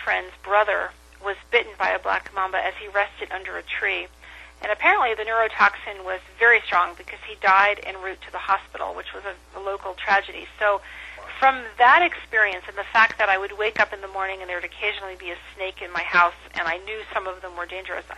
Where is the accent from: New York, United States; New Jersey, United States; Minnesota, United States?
New Jersey, United States; moved away; also born or lived in Oklahoma / Gabon / Kenya; I was growing up in New Jersey and then moved to Oklahoma